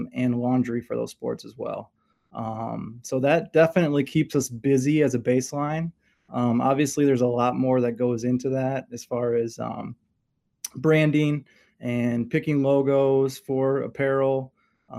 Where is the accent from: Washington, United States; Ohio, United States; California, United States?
Ohio, United States; Toledo; moved away as an adult; also born or lived in Ypsilanti, Michigan; I grew up in Toledo, Ohio, played sports